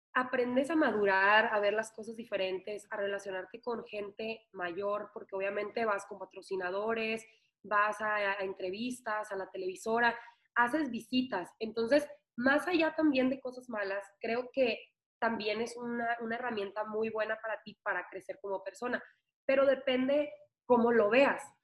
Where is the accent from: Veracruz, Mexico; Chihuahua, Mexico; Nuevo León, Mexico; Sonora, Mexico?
Sonora, Mexico; Ciudad Obregón; las de Obregón